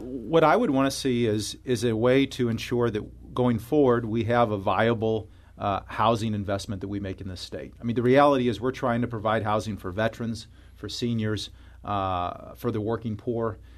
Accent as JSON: {"language": "English", "town": "Florissant", "region": "Missouri", "country": "United States", "tie": "born or raised there", "said": "I grew up in, uh, northern part of Saint Louis County in Florissant"}